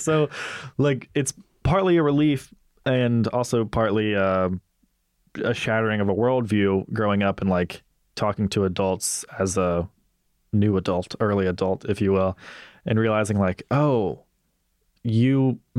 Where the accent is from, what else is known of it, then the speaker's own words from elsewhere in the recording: Mississippi, United States; So from one Mississippian to another, how was growing up in Mississippi important for your view of civil discourse and stuff like that?